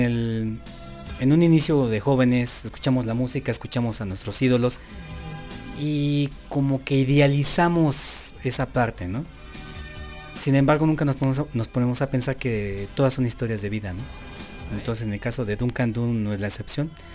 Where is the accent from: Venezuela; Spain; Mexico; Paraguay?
Mexico; nosotros como mexicanos